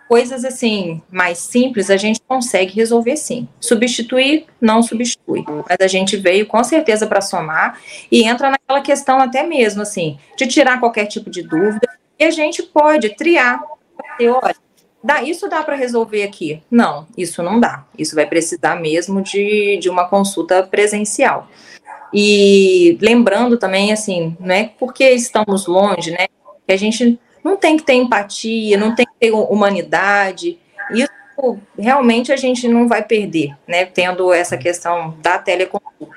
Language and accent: Portuguese; Southeast Brazil, Brazil; eu sou do Sudeste